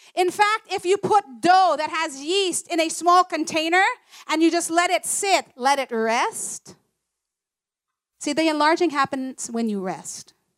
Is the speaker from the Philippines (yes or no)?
yes; Philippines; I'm proud to be Filipino